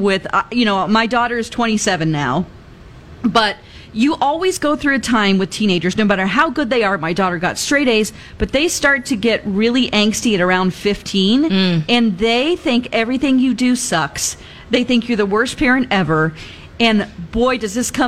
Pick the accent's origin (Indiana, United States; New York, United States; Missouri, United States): Missouri, United States; Ozark; now in Minnesota, United States; I'm from Ozark, Missouri